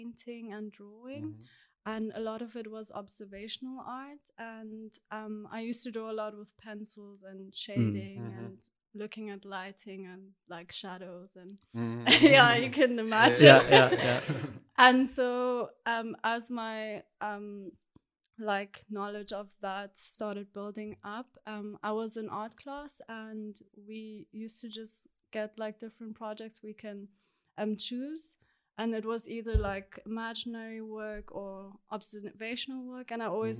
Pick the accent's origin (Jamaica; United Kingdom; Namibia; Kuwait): Namibia; moved away as an adult; also born or lived in South Africa; now in Berlin, Germany; I grew up in Namibia. I lived there for 18 years